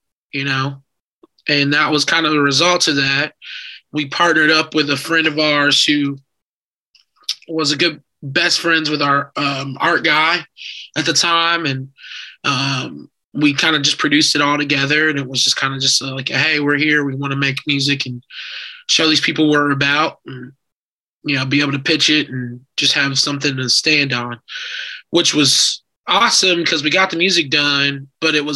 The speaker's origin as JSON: {"language": "English", "town": "Indianapolis", "region": "Indiana", "country": "United States", "also_born_or_lived": "Chicago", "moved": "yes", "lives_now": "Los Angeles, United States", "said": "I'm from Indianapolis"}